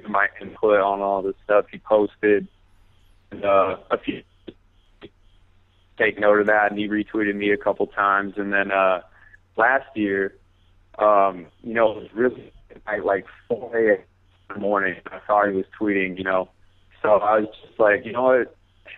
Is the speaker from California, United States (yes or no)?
yes; Bay Area, California, United States; moved away as an adult; now in Arizona, United States; I'm from the Bay Area, but right now I go to Arizona State